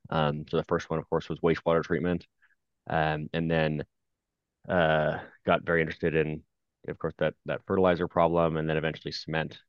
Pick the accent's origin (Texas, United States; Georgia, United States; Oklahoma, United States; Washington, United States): Washington, United States; Seattle; I grew up in Seattle